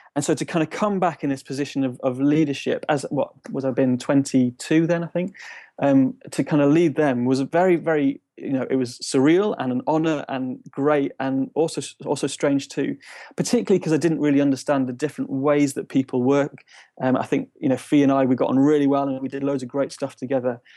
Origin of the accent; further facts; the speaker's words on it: Shrewsbury, West Midlands, United Kingdom; moved away as an adult; also born or lived in Nuneaton; now in Bristol, United Kingdom; I grew up in Shrewsbury